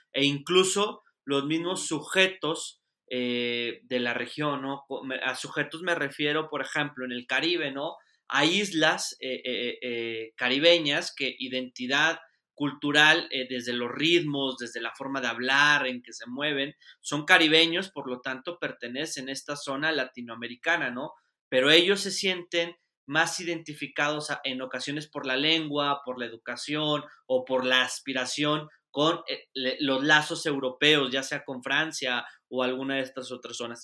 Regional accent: Mexico; also born or lived in Spain; acá en mi país

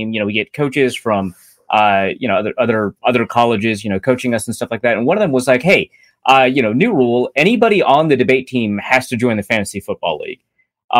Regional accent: North Dakota, United States; moved away; also born or lived in Minnesota; So I was born and raised in North Dakota, lived in Minnesota for most of my life.

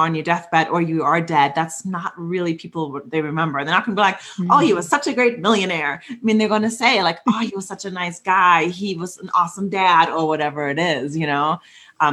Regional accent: Germany; moved away; a house in my hometown in Germany

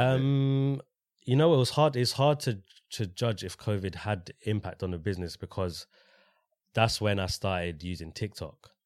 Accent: London, United Kingdom; Grew up in Walthamstow, went to school in Walthamstow

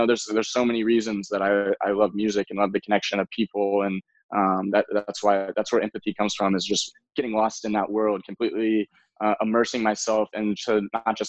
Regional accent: Memphis, Tennessee, United States; moved away as an adult; now in Los Angeles, United States; I was born in Memphis, Tennessee

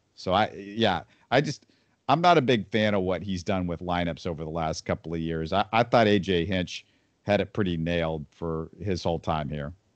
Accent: Houston, Texas, United States; also born or lived in Missouri; I grew up in Houston

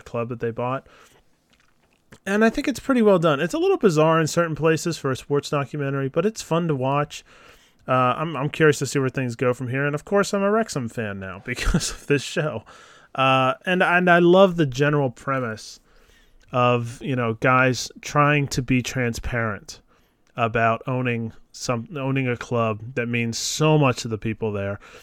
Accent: Philadelphia, Pennsylvania, United States; I'm from Philadelphia

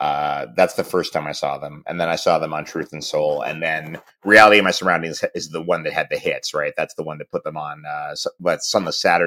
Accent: United Kingdom; Because I'm in my late 40s and I'm British. We all love ska.

